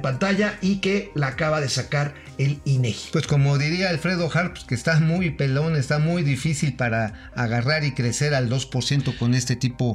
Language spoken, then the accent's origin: Spanish; Mexico; como mexicanos